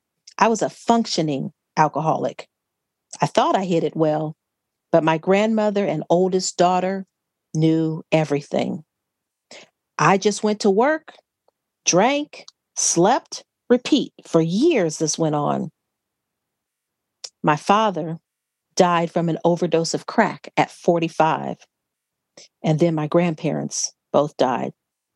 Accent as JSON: {"language": "English", "town": "Gary", "region": "Indiana", "country": "United States", "tie": "born there", "said": "So they married, and I was born in Gary, Indiana."}